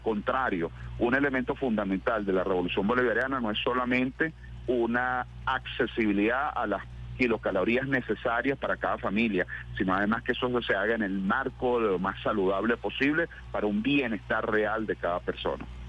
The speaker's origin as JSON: {"language": "Spanish", "region": "Los Llanos", "country": "Venezuela", "tie": "born or raised there", "said": "yo como buen llanero soy, me crié comiendo pescado de río"}